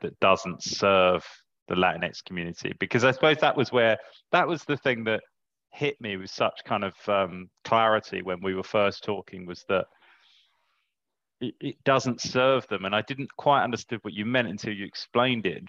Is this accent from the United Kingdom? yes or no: yes; United Kingdom; I'm sitting here as a Briton